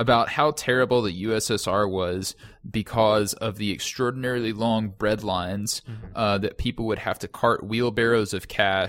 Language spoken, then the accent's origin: English; Kentucky, United States; but like, based on the culture that I was raised in Western Kentucky, all of those things culminated into all of those tenets.